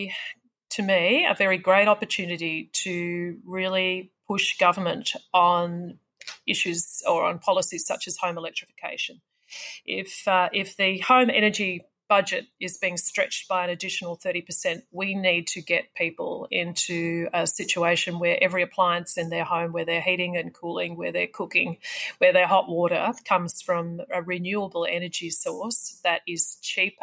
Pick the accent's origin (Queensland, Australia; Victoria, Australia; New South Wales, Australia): Victoria, Australia; Wangaratta; my hometown of Wangaratta